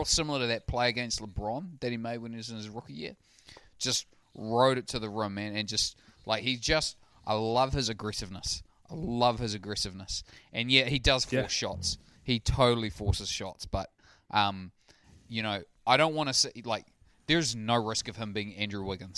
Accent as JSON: {"language": "English", "country": "New Zealand", "said": "I'm a New Zealander."}